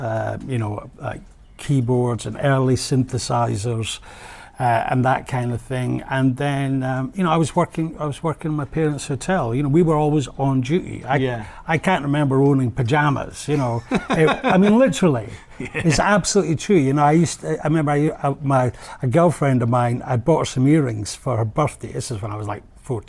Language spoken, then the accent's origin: English; Perthshire, Scotland, United Kingdom; also born or lived in Aberdeen; now in Pattaya, Thailand; I grew up in Perthshire